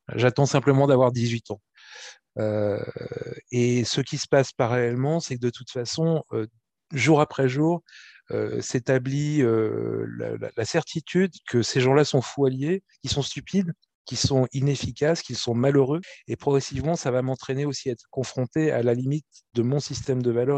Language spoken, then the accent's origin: French; France; je suis français